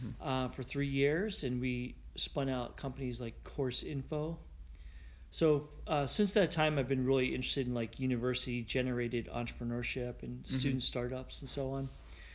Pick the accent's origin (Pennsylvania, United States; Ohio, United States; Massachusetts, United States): Pennsylvania, United States; Pittsburgh; moved away as an adult; also born or lived in Ithaca, New York; So I grew up in Pittsburgh, and I left when I was 18 for university.